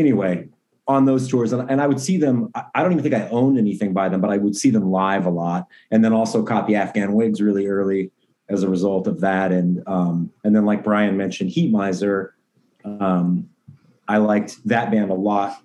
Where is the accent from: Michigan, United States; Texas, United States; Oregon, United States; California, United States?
Oregon, United States; Portland; growing up in Portland